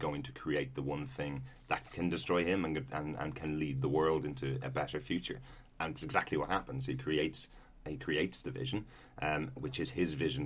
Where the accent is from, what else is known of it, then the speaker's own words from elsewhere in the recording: Ireland; we're Irish